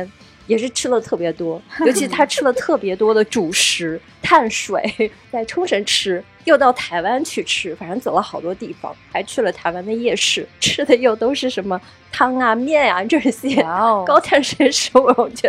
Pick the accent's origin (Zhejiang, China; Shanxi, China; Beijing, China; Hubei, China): Zhejiang, China; Ningbo; 我就通过这个剧在温习我的无语方言。我是一个宁波人。但是其实我们方言跟上海话也差不太多嘛。然后，但我从小就没有学好方言，